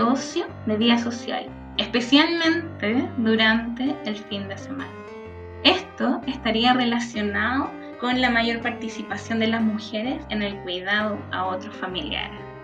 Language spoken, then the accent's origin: Spanish; Mexico City, Mexico; soy de la Ciudad de México